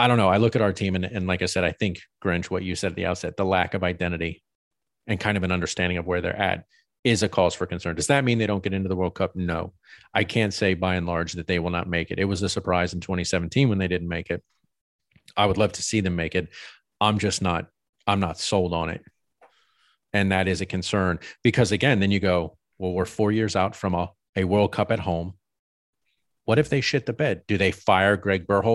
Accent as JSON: {"language": "English", "country": "United States", "said": "Being here in the States, being an American"}